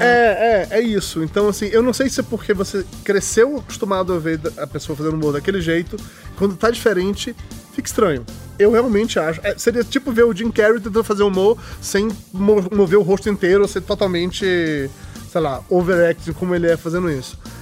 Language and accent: Portuguese; Amargosa, Bahia, Brazil; moved away as an adult; also born or lived in Salvador; now in São Paulo, Brazil; eu sou de uma cidade do interior da Bahia. Quando me mudei para Salvador para estudar